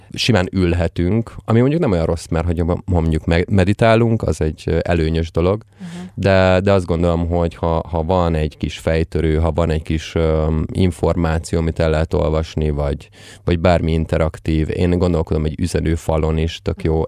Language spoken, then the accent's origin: Hungarian; Budapest, Hungary; a Népsziáz utcán, ahol egyébként fölnőttem